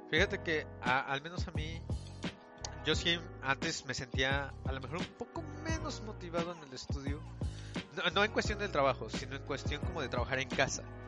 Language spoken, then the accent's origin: Spanish; Mexico City, Mexico; moved away as an adult; los tres somos de la Ciudad de México